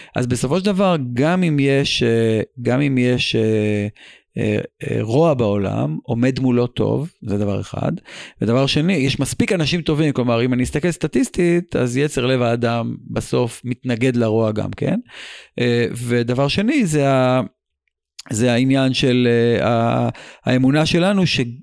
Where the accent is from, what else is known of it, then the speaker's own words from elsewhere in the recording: Israel; בתור ישראלי